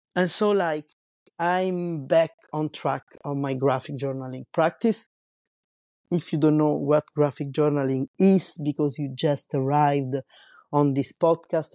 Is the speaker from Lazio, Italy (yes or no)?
yes; Rome, Lazio, Italy; also born or lived in Paris, France; now in La Rochelle, France; I was born in Rome and raised in, raised in Rome and lived in Paris.